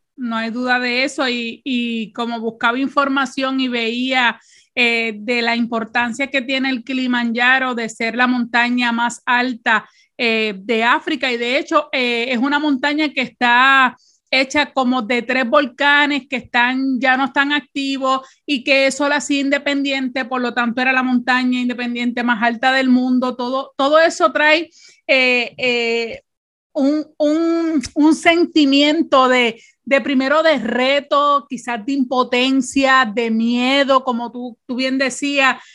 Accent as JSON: {"language": "Spanish", "country": "Puerto Rico", "said": "con nosotras como boricua"}